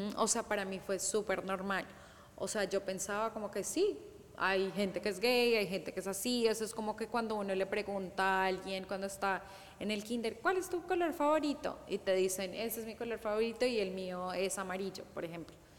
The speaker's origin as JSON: {"language": "Spanish", "country": "Colombia", "said": "yo soy de Colombia"}